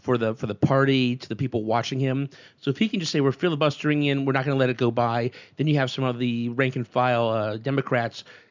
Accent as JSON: {"language": "English", "town": "Wallingford", "region": "Connecticut", "country": "United States", "tie": "born or raised there", "said": "My hometown of Wallingford, Connecticut"}